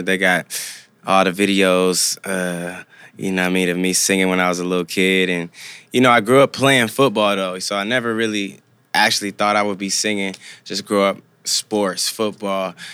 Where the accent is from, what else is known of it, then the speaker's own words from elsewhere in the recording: Compton, California, United States; also born or lived in Norwalk / Santa Fe Springs; Grew up in Compton, went to school in Norwalk, Santa Fe Springs